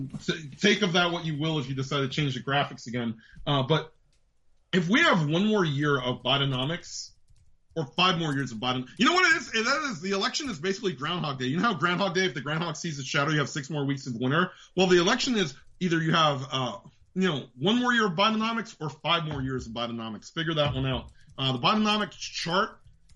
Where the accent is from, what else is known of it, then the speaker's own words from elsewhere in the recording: New York, United States; accent: New York; moved away; also born or lived in the South; I've been in the South for like half my life, and I still don't have a southern accent. I'm thankful for that. In fact, it's when I get angry, my New York accent comes out more than anything else